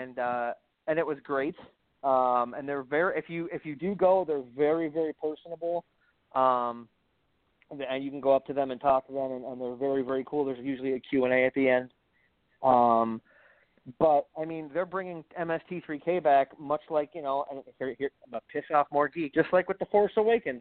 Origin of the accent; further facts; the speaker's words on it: Wisconsin, United States; I'm from the Midwest. Okay, I'm I'm Wisconsin. I'm, I'm a doughy Wisconsin guy